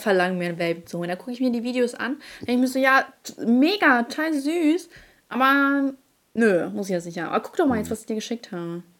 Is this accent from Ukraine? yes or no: yes; Ukraine; moved away; ich komme aus der Ukraine